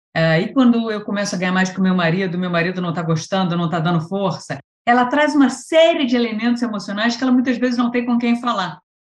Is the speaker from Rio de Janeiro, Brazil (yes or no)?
yes; Rio de Janeiro, Brazil; sou carioca, né? Então estudei engenharia química aí na Federal do Rio de Janeiro